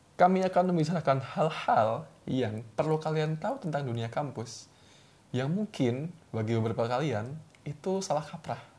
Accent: Surakarta, Central Java, Indonesia; moved away as an adult; also born or lived in Jakarta; kecil di Solo

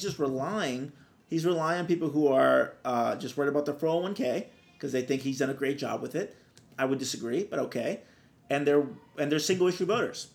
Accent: Brazil; now in California, United States

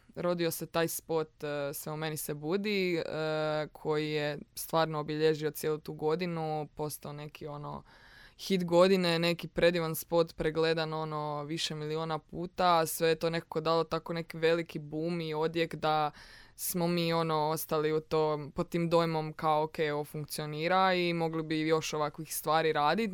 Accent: Rijeka, Primorje-Gorski Kotar County, Croatia; moved away as an adult; now in Zagreb, Croatia; Da, ja sam iz Rijeke. I uglavnom kad sam se doselila u Zagreb, 2016.

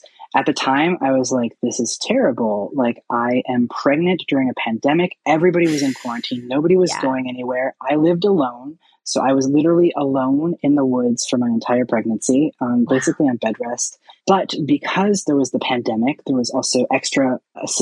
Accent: Seattle, Washington, United States; I am from Seattle and there's a lot more resources and access to care here.

